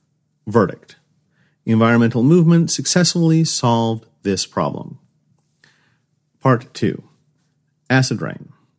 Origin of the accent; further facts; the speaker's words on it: Los Angeles, California, United States; I grew up near Los Angeles during the 1990s. My mother tells the story of a time when I was very young and my grandparents came to visit from the Midwest.